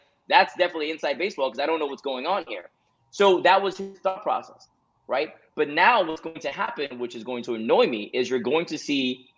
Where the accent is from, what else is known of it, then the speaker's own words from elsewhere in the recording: Jamaica; You and I grew up in Jamaica.